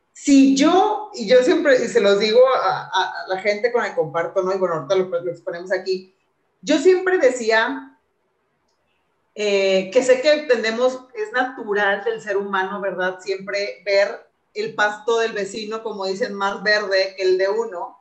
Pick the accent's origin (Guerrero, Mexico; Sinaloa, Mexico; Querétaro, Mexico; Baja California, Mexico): Guerrero, Mexico; Acapulco; moved away as an adult; also born or lived in Monterrey; a los 18 años me fui a vivir a Monterrey, de Acapulco a Monterrey, o sea, súper lejos de mi familia